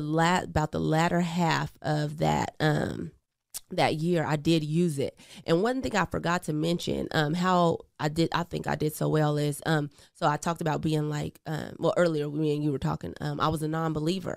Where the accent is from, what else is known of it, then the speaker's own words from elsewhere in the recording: Portland, Oregon, United States; also born or lived in Eugene, Oregon; I was actually born in Eugene, Oregon, but, um, I grew up in Portland, Oregon, Northeast